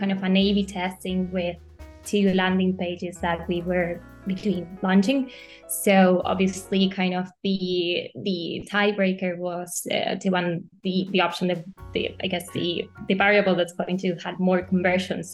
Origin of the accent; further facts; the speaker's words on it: Argentina; moved away as an adult; now in Europe; I'm actually from Argentina, but I've been living in Europe for about 4 to 5 years now